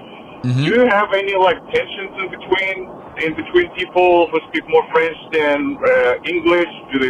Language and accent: English; Moldova; English is a second language; also born or lived in Ukraine; now in Texas, United States; I'm originally from Ukraine, grew up in Moldova, moved to Texas about 7 years ago.